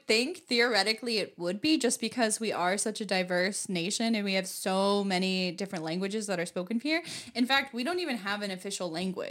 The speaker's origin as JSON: {"language": "English", "country": "United States", "said": "I'm American."}